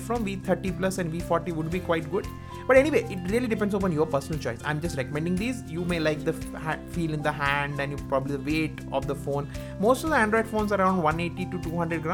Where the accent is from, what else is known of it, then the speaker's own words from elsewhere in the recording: India; I am from India. Our language is Hindi